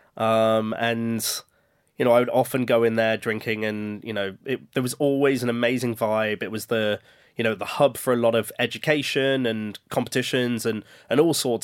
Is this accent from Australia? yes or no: no; Birmingham, West Midlands, United Kingdom; growing up in Birmingham, where we were exposed to a lot of different cultures